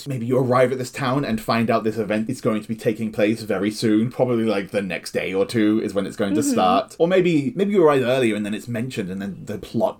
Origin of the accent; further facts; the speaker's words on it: Oxford, South East England, United Kingdom; my hometown, Oxford.